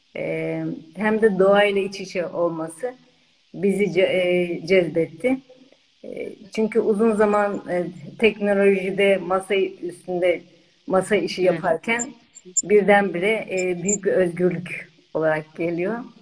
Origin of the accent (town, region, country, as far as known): Eskişehir, Turkey; moved away; also born or lived in California, United States